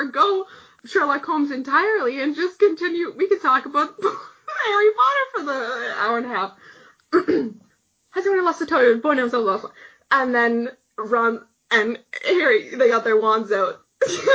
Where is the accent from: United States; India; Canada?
Canada; we're Canadian